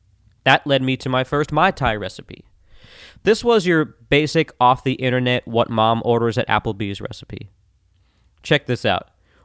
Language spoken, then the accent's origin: English; Florida, United States; I grew up in Florida, always enamored with the tropical lifestyle